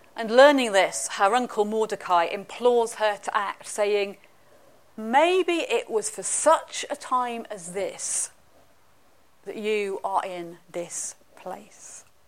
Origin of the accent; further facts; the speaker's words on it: England, United Kingdom; now in Scotland, United Kingdom; I'm English.